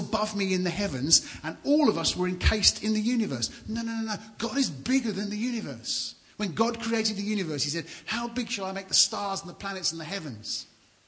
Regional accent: London, United Kingdom; moved away as an adult; also born or lived in Banbury, Oxfordshire; now in Suffolk, United Kingdom; And I grew up in London, so I'm a townie, I'm a city guy

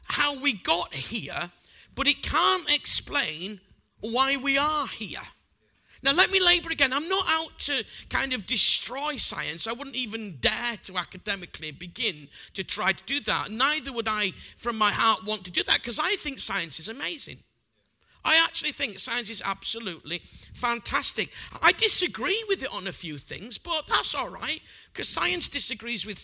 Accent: Bradford, Yorkshire and the Humber, United Kingdom; I'm a butcher from Bradford

